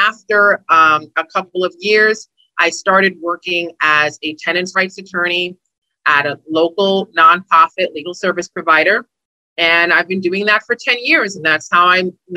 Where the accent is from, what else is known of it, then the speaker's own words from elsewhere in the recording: New York City, New York, United States; I'm a Brooklyn girl. I grew up in Brooklyn in New York